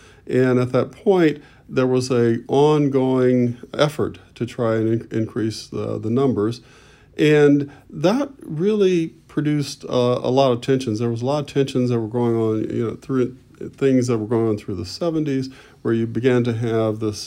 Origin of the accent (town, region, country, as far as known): Detroit, Michigan, United States; born or raised there; moved away as an adult; also born or lived in Mississippi / Boston